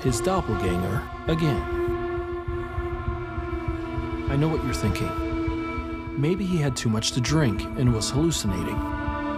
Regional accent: New York City, New York, United States; Growing up in New York City

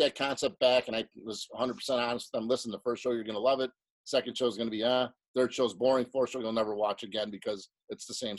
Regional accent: Chicago, Illinois, United States; I grew up in South Chicago.

